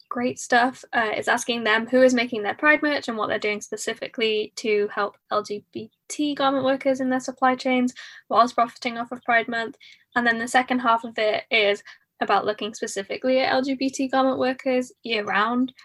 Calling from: Cardiff, Wales, United Kingdom; I'm calling in from Cardiff, South Wales, the U K.

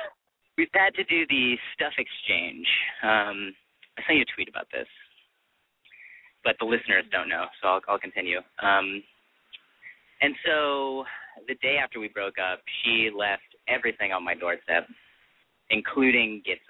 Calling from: Hollywood, California, United States; from Hollywood. Mid-20s.

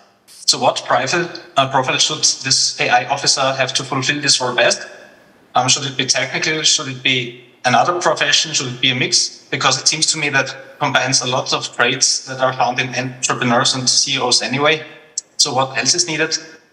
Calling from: Austria; I'm calling in from Austria, from Europe.

